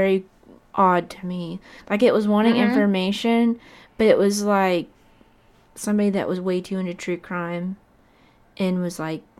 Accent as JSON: {"language": "English", "town": "Fort Walton Beach", "region": "Florida", "country": "United States", "tie": "born or raised there", "moved": "yes", "lives_now": "Shreveport, United States", "said": "My hometown, to be exact. Okay. Fort Walton Beach, Florida."}